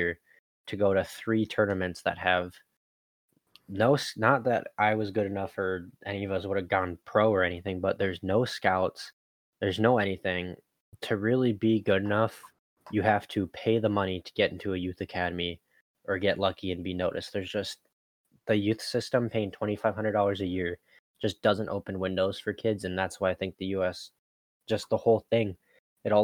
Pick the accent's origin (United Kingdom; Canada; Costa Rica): United Kingdom; Hull, Yorkshire and the Humber; now in United States; my hometown, for instance, Hull